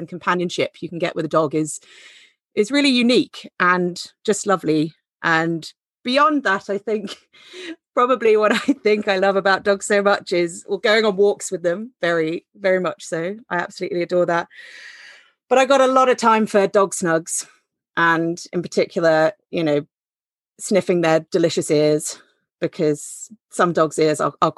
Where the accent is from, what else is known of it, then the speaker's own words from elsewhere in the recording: Henley-on-Thames, South East England, United Kingdom; moved away; I come from Henley originally, but moved back here a couple of years ago.